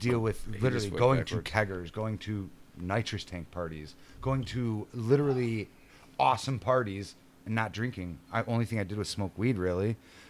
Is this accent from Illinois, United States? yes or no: yes; Cicero, Illinois, United States; I grew up in Cicero, Illinois, highly Hispanic. I was the only white dude, got along with everybody.